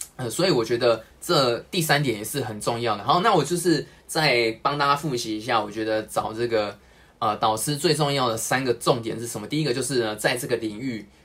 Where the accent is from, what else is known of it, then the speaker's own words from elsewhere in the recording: Taipei, Taiwan; 我是台北人